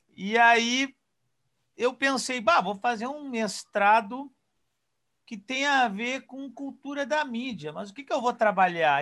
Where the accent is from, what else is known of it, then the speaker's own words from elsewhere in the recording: Porto Alegre, Rio Grande do Sul, Brazil; now in Pelotas, Brazil; eu sou natural de Porto Alegre.